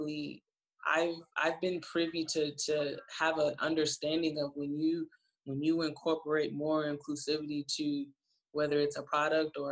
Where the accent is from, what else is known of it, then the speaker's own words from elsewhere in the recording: Flint, Michigan, United States; I'm also from Flint, Michigan, where the water still isn't clean.